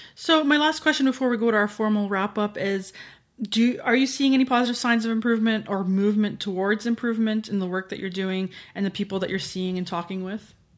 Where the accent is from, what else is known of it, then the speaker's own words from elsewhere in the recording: Canada; as a Canadian looking